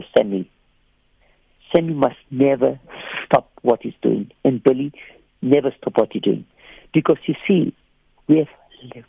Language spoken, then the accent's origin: English; Cape Town, Western Cape, South Africa; I come from Bishop Lavis.